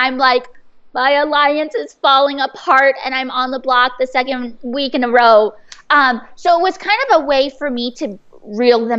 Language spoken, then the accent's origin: English; San Diego, California, United States; I'm from San Diego. I grew up there